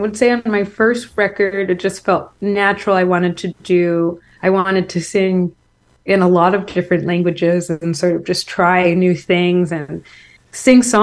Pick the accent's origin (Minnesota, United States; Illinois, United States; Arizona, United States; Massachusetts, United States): Massachusetts, United States; Marblehead; moved away as an adult; now in New York, United States; where I grew up in Marblehead, Massachusetts